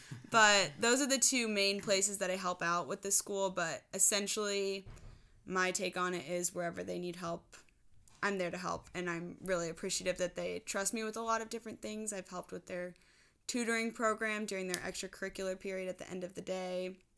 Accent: Midwest, United States; Even though I'm from the Midwest, I should be used to it by now, but I am not.

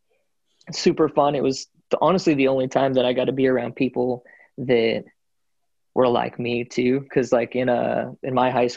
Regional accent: United States; I was born in the States

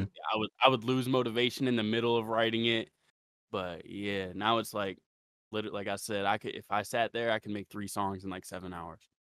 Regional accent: Ravenna, Ohio, United States; I'm from Ohio. Okay. Ohio, Ravenna, Ohio.

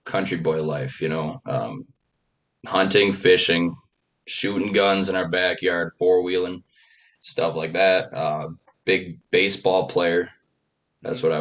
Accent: Sauk City, Wisconsin, United States; also born or lived in Spring Green, Wisconsin / Whitewater, Wisconsin / Oconomowoc, Wisconsin; now in Palmyra, United States; I grew up, I always say, from Sauk City

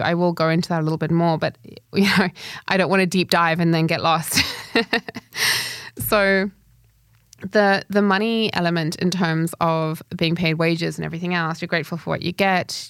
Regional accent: Zimbabwe; moved away; also born or lived in United Kingdom; having left Zimbabwe and gone into, I moved to the U K, so first world living

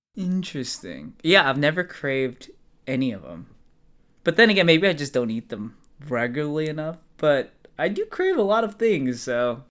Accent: United States; I'm, obviously, I'm American

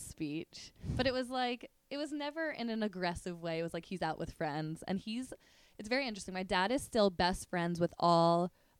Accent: New Jersey, United States; now in New York, United States; I grew up in New Jersey. Dad grew up in Brooklyn. Mom grew up in Manhattan.

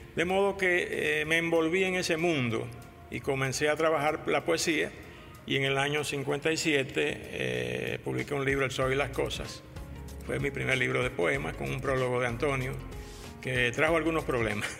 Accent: Santo Domingo, Distrito Nacional, Dominican Republic; nací en Santo Domingo en el año de 1936

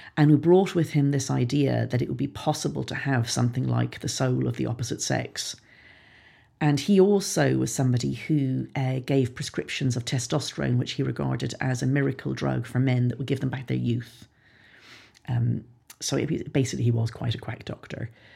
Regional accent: Ireland; Ireland, my home country

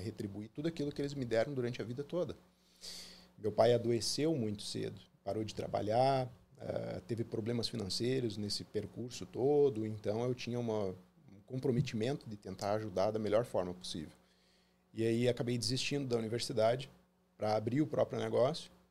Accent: Foz do Iguaçu, Paraná, Brazil; also born or lived in Porto Alegre, Rio Grande do Sul; Então, muito novo, nós nos mudamos para Foz do Iguaçu, no Paraná

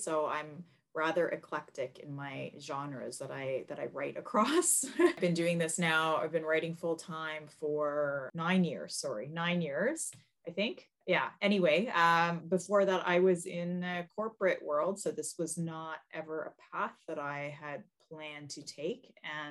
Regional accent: Canada; also born or lived in Toronto; I am a Canadian author. I live just outside of Toronto with my family

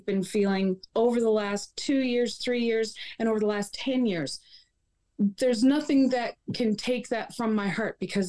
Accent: Wabush, Newfoundland and Labrador, Canada; and I am from Wabush, Labrador.

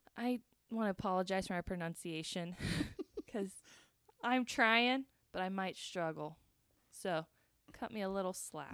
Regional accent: United States; I'm American

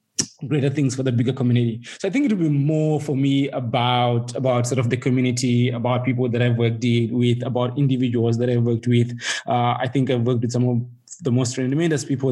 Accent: Zimbabwe; also born or lived in United States; now in South Africa; I was born and bred in Zimbabwe, you know, and I live in South Africa and partly in the US at the moment

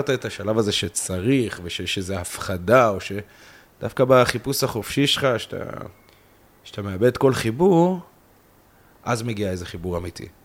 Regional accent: Kiryat Gat, Southern District, Israel; moved away as an adult; now in central Israel; אני אמנם חי פה 10-11 שנים במרכז, אבל אני בא מקריית גת ומבית של אימא אה, שלי, אחי, אחותי, דתיים

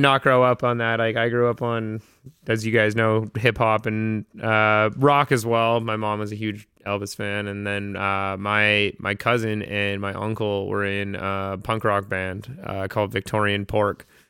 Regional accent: North Vancouver, British Columbia, Canada; so B C, growing up, like, I was born in North Van.

